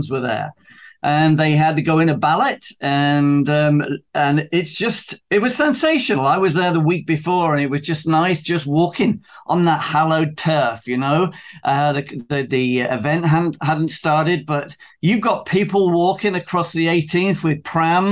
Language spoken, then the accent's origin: English; South East England, United Kingdom